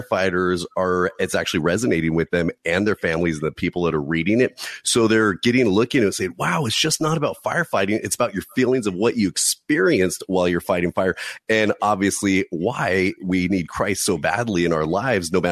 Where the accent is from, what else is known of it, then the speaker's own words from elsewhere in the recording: California, United States; I'm from California